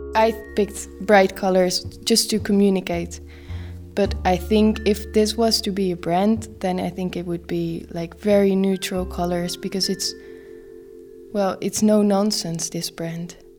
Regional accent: Netherlands; I'm from the Netherlands

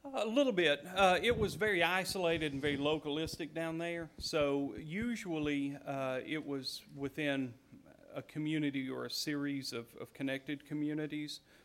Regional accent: Appalachia, United States; I grew up in Appalachia

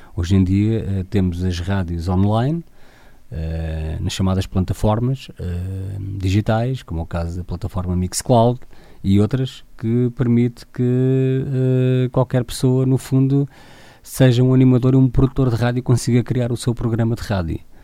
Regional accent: Torres Novas, Centro, Portugal; sou de Torres Novas

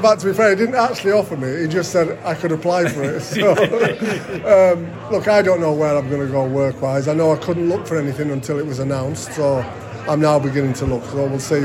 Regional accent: Barrow-in-Furness, North West England, United Kingdom; I was brought up in Cumbria. I was brought up around Barrows.

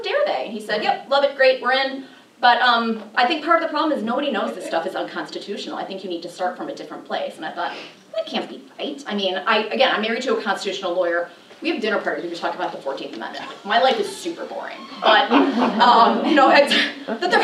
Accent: Chicago, Illinois, United States; moved away; I'm from Chicago originally, if you can't tell from my accent

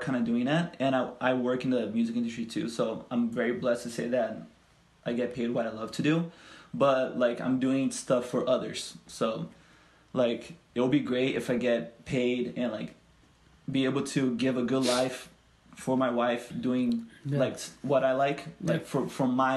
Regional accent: California, United States; English is a second language; also born or lived in Rio de Janeiro, Brazil; I was born in Brazil, but I grew up here in California

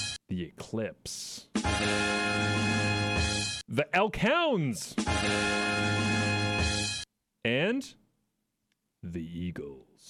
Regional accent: Hamilton, Ontario, Canada; I'm from Ontario

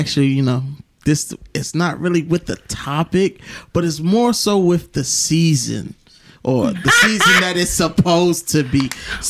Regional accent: New York, United States

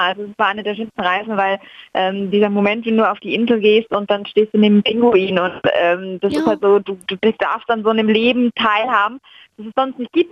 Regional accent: Franconia, Bavaria, Germany; ich komme aus Franken

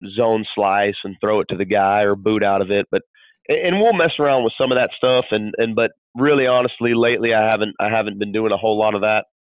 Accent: California, United States; moved away; I grew up in California

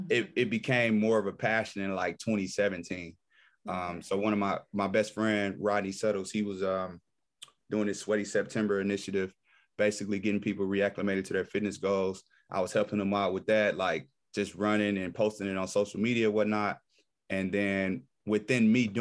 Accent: Detroit, Michigan, United States; also born or lived in Nashville, Tennessee; born and raised in Detroit, from the west side of Detroit

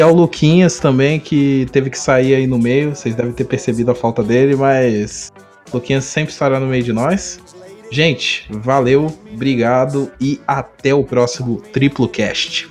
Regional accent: Brazil; Aí ele já perguntou da onde você é. Aí eu falei, Brasil

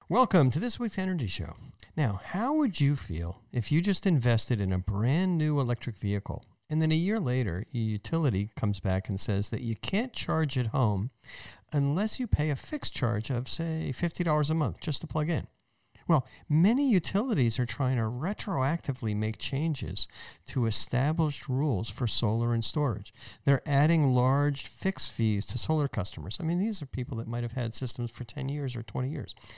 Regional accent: New Jersey, United States; my home state's university

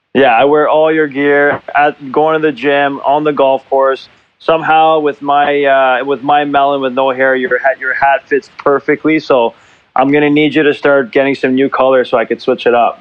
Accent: Montreal, Quebec, Canada; moved away as an adult; now in Zurich, Switzerland; growing up in Montreal

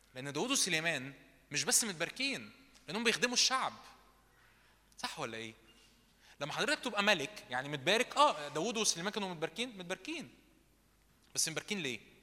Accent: Egypt; احنا شرقيين مصريين

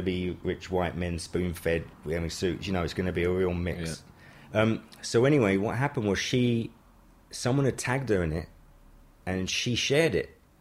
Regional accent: London, United Kingdom; I'm from uh, Wembley, Wembley. Sudbury.

